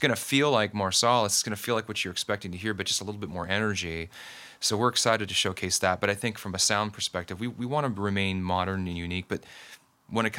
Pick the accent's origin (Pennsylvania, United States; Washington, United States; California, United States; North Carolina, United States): Washington, United States; Ferndale; now in Seattle, United States; I'm from Ferndale, Washington. I was born and raised up there, and went to high school and college and whatnot up in Whatcom County